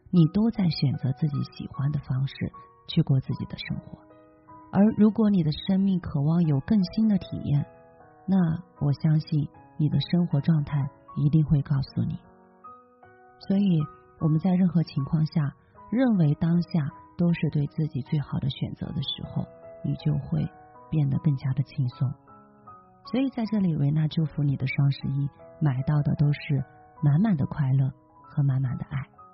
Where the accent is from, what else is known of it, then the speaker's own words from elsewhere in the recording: China; 我们中国人